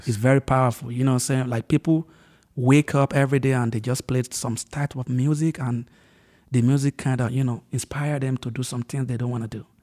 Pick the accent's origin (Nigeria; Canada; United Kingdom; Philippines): Nigeria; Ondo; moved away as an adult; also born or lived in Lagos, Nigeria; now in United States; move from my hometown, uh, which is Ondo State